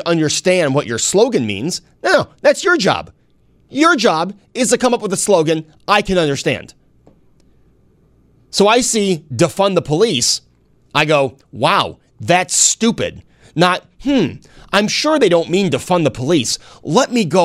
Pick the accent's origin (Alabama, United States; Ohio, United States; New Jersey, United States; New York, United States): New York, United States; Hornell; growing up in Hornell, New York